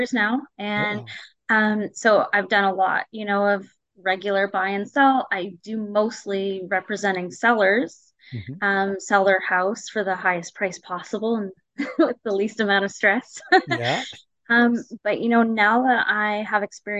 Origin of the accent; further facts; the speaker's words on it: North Bay, Ontario, Canada; moved away; I'm from North Bay and I have a lot of family there, so I visit lots